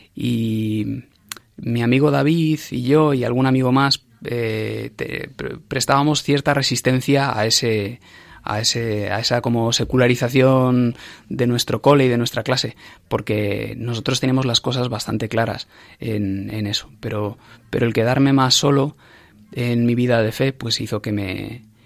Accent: Ávila, Castile and León, Spain; moved away as an adult; also born or lived in Madrid; yo pasé mi infancia y mi adolescencia en Ávila

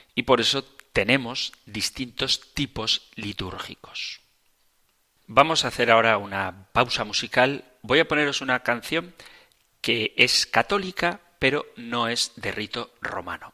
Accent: Spain; yo que soy español

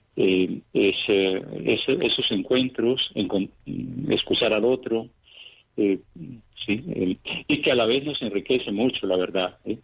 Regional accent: Cañasgordas, Antioquia, Colombia; moved away as an adult; also born or lived in Venezuela; now in Moscow, Russia; nací en Colombia, en un pequeño poblado de, Antioquia, en Cañas Gordas.

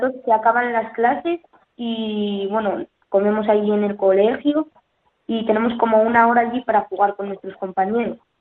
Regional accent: Colunga, Asturias, Spain; also born or lived in Palencia; Me, mudé con cinco años a Asturias y ahora mismo vivo en Colunga.

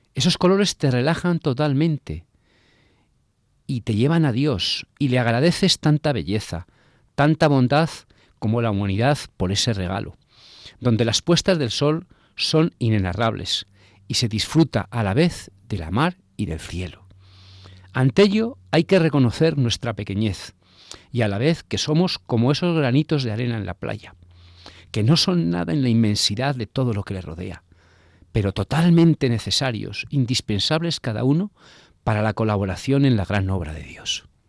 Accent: Bilbao, Basque Country, Spain; now in Miami, United States; Yo nací en las tierras vascas, en las tierras vivaínas, Nací cerca del mar

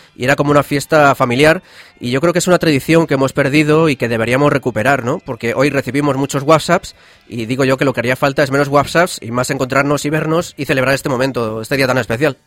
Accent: San Fernando de Henares, Community of Madrid, Spain; Yo soy de San Fernando de Henares, aquí en la Comunidad de Madrid

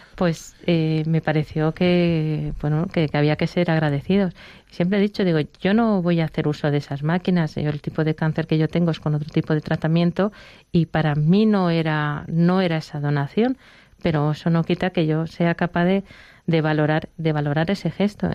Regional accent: Barcelona, Catalonia, Spain; now in Madrid, Spain; yo soy de Barcelona, vivo en Madrid

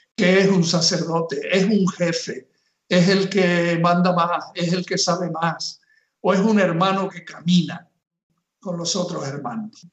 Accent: Canary Islands, Spain; moved away as an adult; also born or lived in Nicaragua; soy de Canarias y he estado en misión en Nicaragua

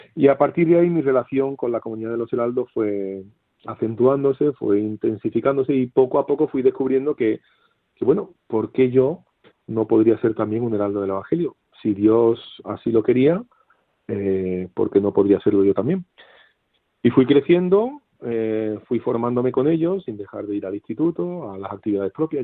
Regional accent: Seville, Andalusia, Spain; now in Camarenilla, Spain; yo nací en Sevilla capital

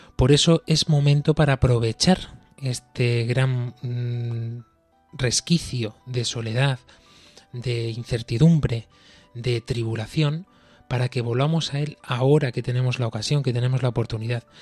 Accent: Spain; nosotros aquí, desde España

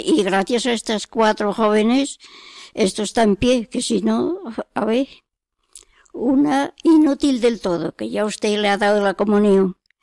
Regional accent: San Román de los Caballeros, Castile and León, Spain; moved away; Yo soy de León. La provincia, provincia en San Román de los Caballeros

